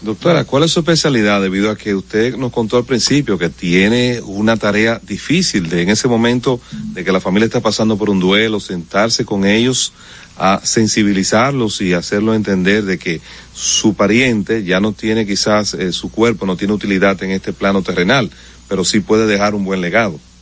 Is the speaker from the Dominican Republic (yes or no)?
yes; Dominican Republic; somos los dominicanos